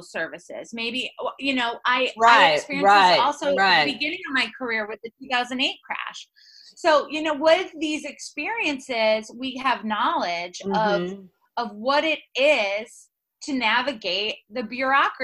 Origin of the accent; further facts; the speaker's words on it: Rochester, New York, United States; I grew up in Rochester, New York, and my mom is a nurse